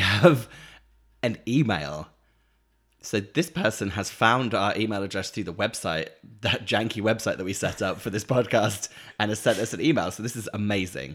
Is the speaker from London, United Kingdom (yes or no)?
no; Norfolk, East of England, United Kingdom; moved away; where I grew up in Norfolk, we had the Norfolk Broads